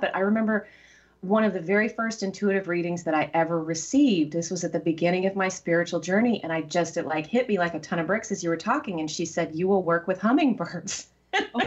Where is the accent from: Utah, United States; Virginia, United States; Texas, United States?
Texas, United States; also born or lived in Seattle; now in Petaluma, United States; growing up in Texas